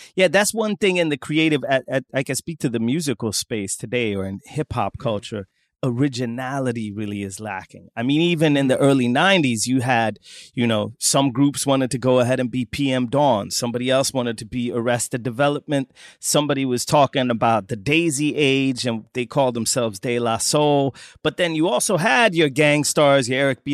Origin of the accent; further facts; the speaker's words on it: southern Sweden, Sweden; accent: southern Swedish dialect; I'm from the south of Sweden.